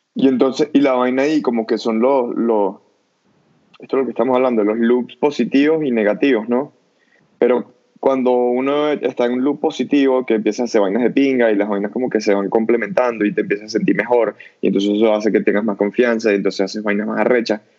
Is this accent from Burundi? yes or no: no; Venezuela; moved away; tres amigos que nos criamos juntos en Venezuela, pero que ahora vivimos en distintas partes del mundo